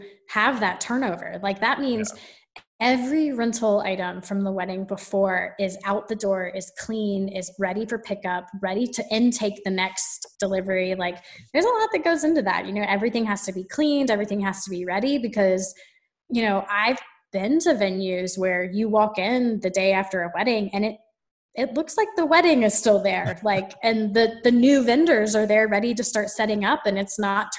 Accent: Atlanta, Georgia, United States; moved away as an adult; now in Asheville, United States; I grew up in Atlanta

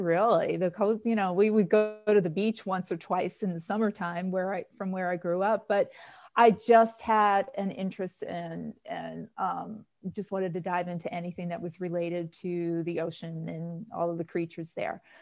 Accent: New York City, New York, United States; moved away; also born or lived in Boston; I'm from New York originally, and so my volunteerism started there at the New York Aquarium, which I grew up in Queens

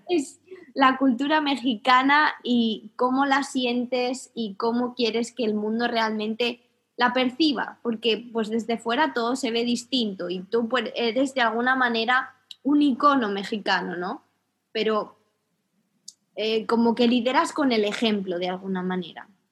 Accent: Spain

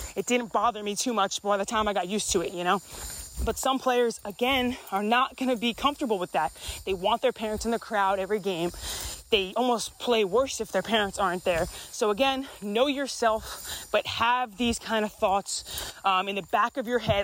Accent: New York, United States; moved away as an adult; I grew up in New York

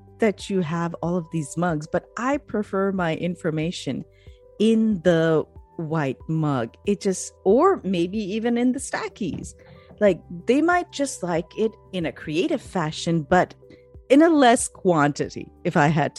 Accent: Pakistan; I'm from Pakistan

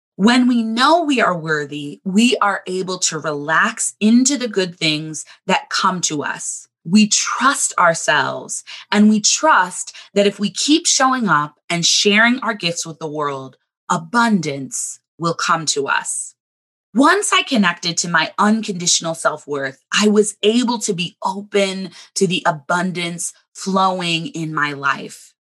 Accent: Southern California, United States; now in Chicago, United States; I grew up in Southern California

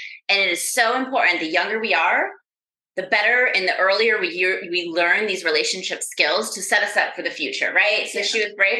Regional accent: Rochester, New York, United States; now in Florida, United States; we are here up in my hometown, Rochester, New York

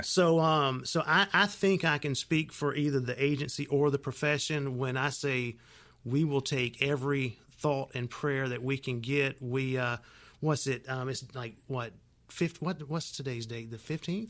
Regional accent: Union City, Georgia, United States; grew up in Union City, and we didn't go to church much

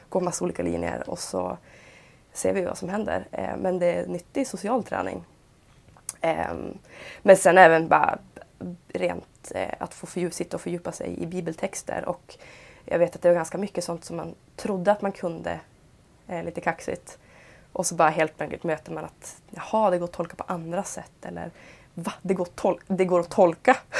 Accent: Piteå, Norrbotten County, Sweden; där jag är i alla fall uppvuxen.

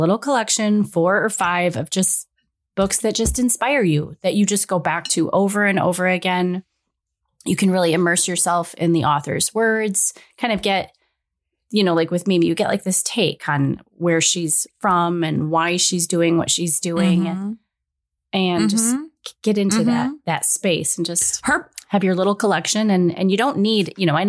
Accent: Michigan, United States; We're from Michigan

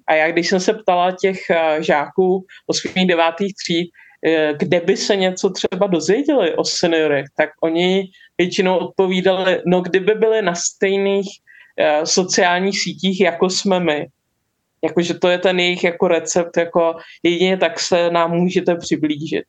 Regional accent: Czechia; u nás ultrapasivní.

